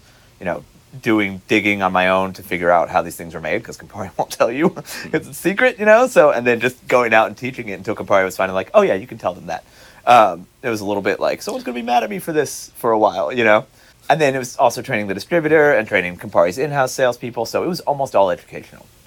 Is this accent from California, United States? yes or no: no; Atlanta, Georgia, United States; now in Los Angeles, United States; I'm from the South, from Atlanta